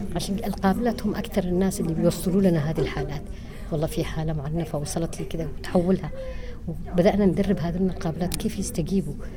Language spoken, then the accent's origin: Arabic; Yemen; عندنا في اليمن ما في كامبس